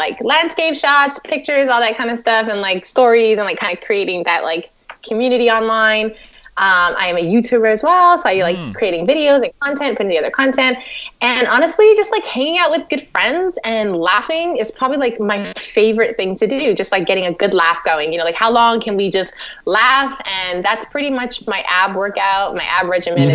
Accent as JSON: {"language": "English", "town": "Toronto", "region": "Ontario", "country": "Canada", "tie": "born or raised there", "also_born_or_lived": "New York / California", "moved": "as an adult", "lives_now": "Washington, D.C., United States", "said": "I am a Toronto native, so I'm not American"}